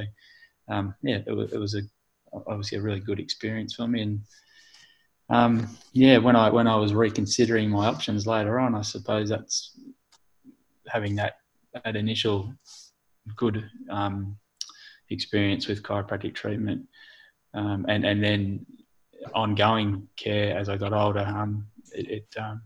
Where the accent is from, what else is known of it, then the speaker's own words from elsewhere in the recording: Forrest, Victoria, Australia; I grew up in Forest